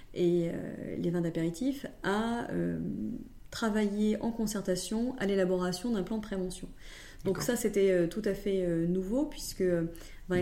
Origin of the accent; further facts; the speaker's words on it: Nièvre, Burgundy, Bourgogne-Franche-Comté, France; je suis originaire de la Nièvre et donc bourguignonne